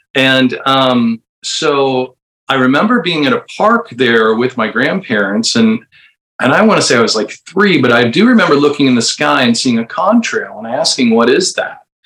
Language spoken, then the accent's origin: English; Bardstown, Kentucky, United States; moved away; also born or lived in St. Louis, Missouri / Indiana / Chicago; I think I was about three when we moved to Bardstown, Kentucky